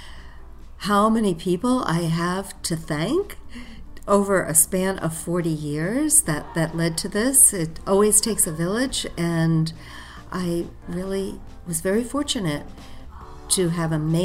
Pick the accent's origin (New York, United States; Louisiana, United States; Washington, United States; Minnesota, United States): New York, United States; New York City; a gal from Staten Island